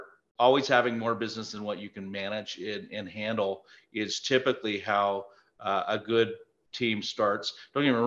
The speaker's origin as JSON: {"language": "English", "town": "Prescott", "region": "Arizona", "country": "United States", "tie": "born or raised there", "said": "We're both from Prescott, Arizona. It is our hometown."}